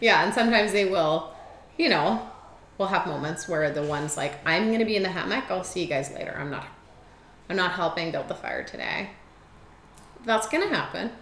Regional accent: Germany; now in Edmonton, Canada; I was born in Germany.

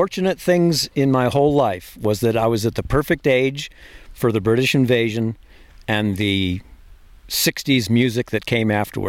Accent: Virginia, United States; also born or lived in San Diego, United States; I was a Navy brat until graduated high school in Virginia.

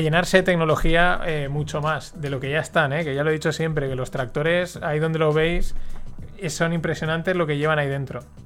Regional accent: Paterna, Valencian Community, Spain; yo soy alumno de La Salle, de aquí de Paterna

